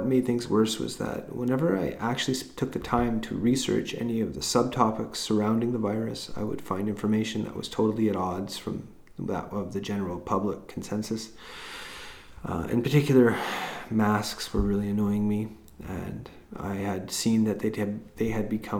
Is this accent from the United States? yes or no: no; Vancouver Island, British Columbia, Canada; also born or lived in Haida Gwaii; I was born and grew up on Vancouver Island, but also spent some years growing up in Haida Gwaii.